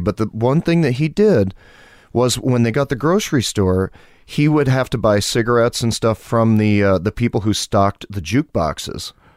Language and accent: English; Malone, New York, United States; I was born and raised in a small farm town in northern New York, town called Malone